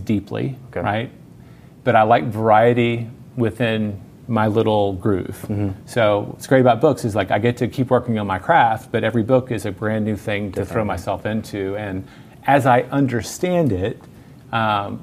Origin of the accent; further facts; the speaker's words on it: Memphis, Tennessee, United States; moved away as an adult; also born or lived in New York / Mississippi; now in Austin, United States; My whole family is from Mississippi. I grew up in Memphis on the border